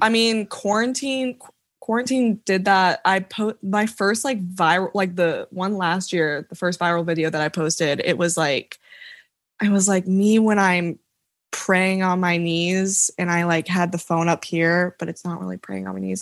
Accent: Franklin, Tennessee, United States; I'm from Franklin, Tennessee

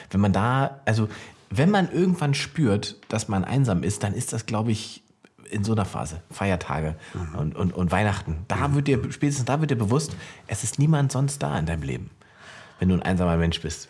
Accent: Salzwedel, Saxony-Anhalt, Germany; da, wo ich herkomme, Salzwedel, Sachsen-Anhalt

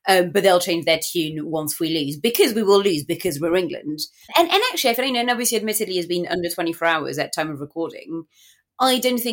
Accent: France; English is a second language; moved away; when I was in high school in France

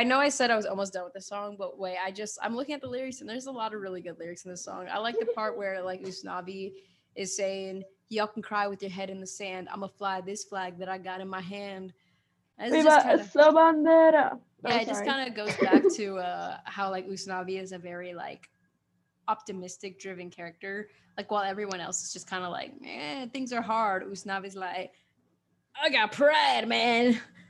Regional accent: Queens, New York, United States; Chile Dominican Rican, something like that. Yeah, but I always say I'm from Queens.

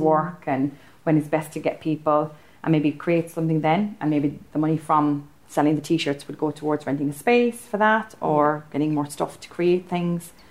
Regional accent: Stretford, North West England, United Kingdom; I'm from Stretford and I'm a creative arts practitioner

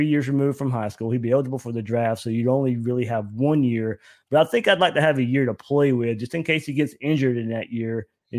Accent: Georgia, United States; I grew up in Georgia.

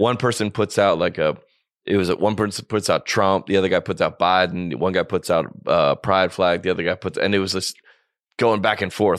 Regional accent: the South, United States; I grew up homeschooled Christian in the South and son of a pastor

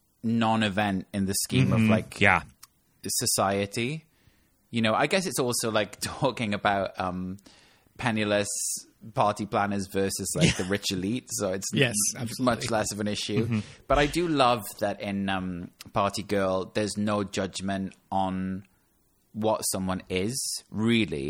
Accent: Wales, United Kingdom; as somebody that's from Wales and I always get told that I'm from England

